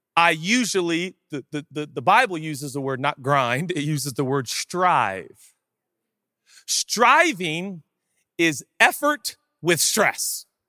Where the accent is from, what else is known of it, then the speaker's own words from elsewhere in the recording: Seattle, Washington, United States; now in Los Angeles, United States; Seattle. I grew up there.